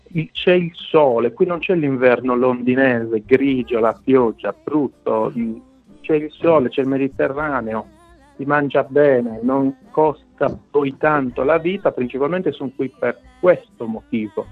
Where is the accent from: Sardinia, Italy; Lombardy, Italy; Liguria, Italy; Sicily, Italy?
Sardinia, Italy; Quartu Sant'Elena; moved away as an adult; also born or lived in London; now in Malta; vengo da Quartu